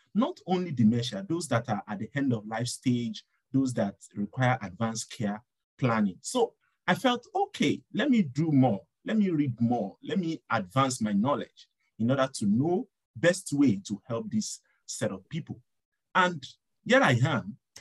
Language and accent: English; Nigeria; now in Montreal, Canada; I'm from Nigeria and I'm a doctoral student